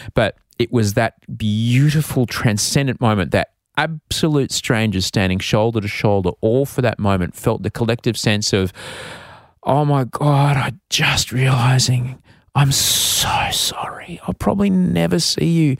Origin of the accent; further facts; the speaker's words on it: Queensland, Australia; growing up in Queensland, uh, in the, in the seventies